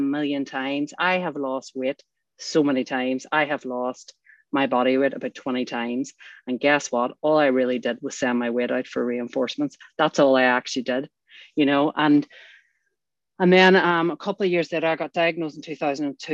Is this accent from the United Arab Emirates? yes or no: no; Northern Ireland, United Kingdom; I grew up in Northern Ireland